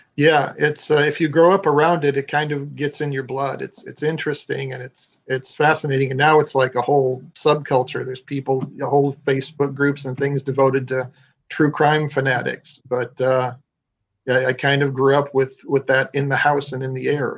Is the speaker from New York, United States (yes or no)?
no; Illinois, United States; moved away as an adult; now in Florida, United States; I'm originally from Illinois.